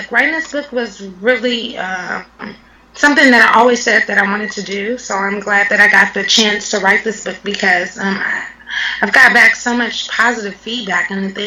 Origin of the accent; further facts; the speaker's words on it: Los Angeles, California, United States; now in Washington, United States; Yeah, I'm from California, Los Angeles, California, South Central